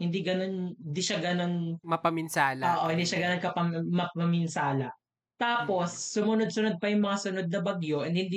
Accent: Camarines Norte, Bicol Region, Philippines; sa amin sa Camarines Norte is mga palayan and other crops.

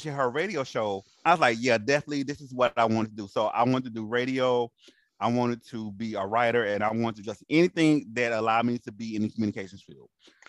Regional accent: Montgomery, Alabama, United States; Alabama State was my home state with Montgomery.

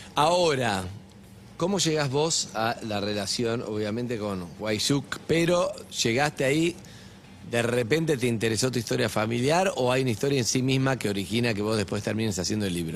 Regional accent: Argentina

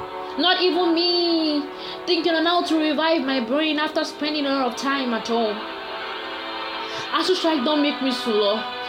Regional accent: Nigeria; This is my outcry as a Nigerian studen

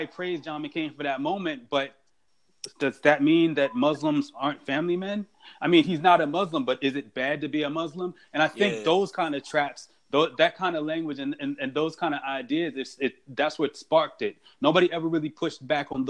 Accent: United States; we're from the New York and New Jersey area

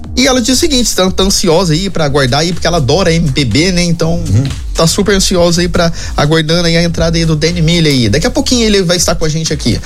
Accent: Itajubá, Minas Gerais, Brazil; Eu sou de Itajubá, do sul de Minas

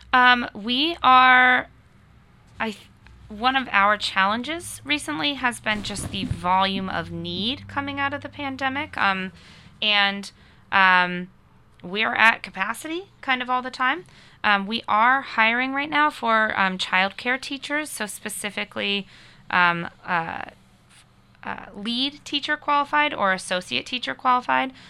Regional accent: Connecticut, United States; also born or lived in Boston area, Massachusetts; now in Nashville, United States; I'm from, uh, the long, faraway state of Connecticut originally, um, but come to Nashua by way of, uh, the Boston area

